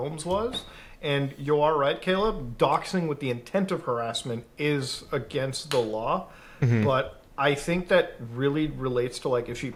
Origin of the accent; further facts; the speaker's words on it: Canada; as a Canadian